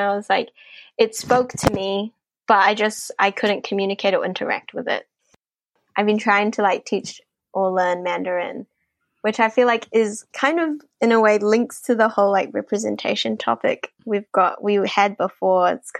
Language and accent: English; New Zealand; As I said, I was growing up, I was, like, feeling a bit, like, not Asian enough, but at the same time, I'm not Kiwi enough to be Kiwi.